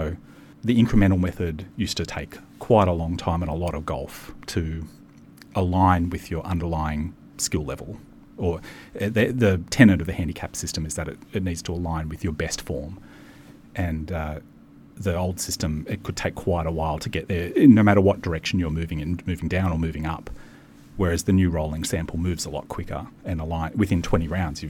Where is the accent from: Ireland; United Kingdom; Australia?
Australia; Maitland, New South Wales; I grew up in a little town in New South Wales called Maitland